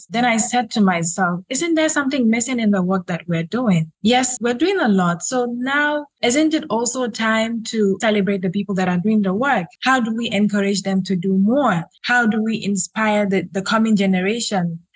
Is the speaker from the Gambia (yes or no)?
yes; Gambia; I am a lawyer from the Gambia, a human rights lawyer to be specific